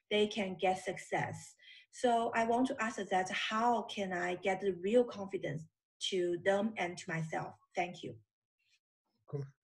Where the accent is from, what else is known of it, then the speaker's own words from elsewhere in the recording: China; I'm from China.